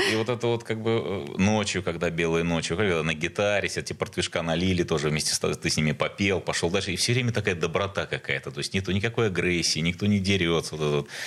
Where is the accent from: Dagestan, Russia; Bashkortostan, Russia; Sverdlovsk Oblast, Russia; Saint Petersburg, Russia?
Saint Petersburg, Russia; я жил в Сдержинском районе